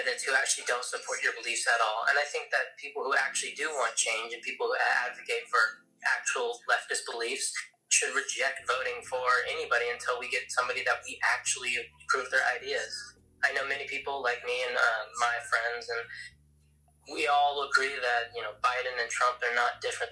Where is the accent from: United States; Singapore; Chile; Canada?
United States; I'm an American